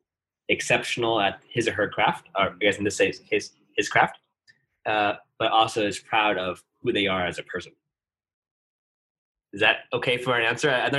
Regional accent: New York City, New York, United States; moved away as an adult; also born or lived in Stanford, California; I'm originally from New York City, in Brooklyn, New York, and came out to college at Stanford for my undergrad

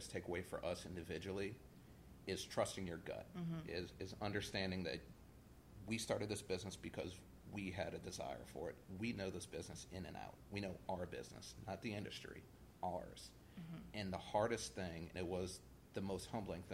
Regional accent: West Bank, Louisiana, United States; also born or lived in Lakeview, New Orleans; I grew up on the West Bank, and after Katrina, I moved to Lakeview.

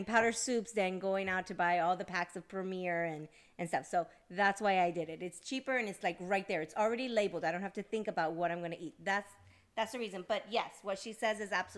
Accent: Georgia, United States; also born or lived in New Jersey; I was born in Jersey, and I was raised in the South. I was raised here in Georgia since I was a baby, pretty much, since I was one.

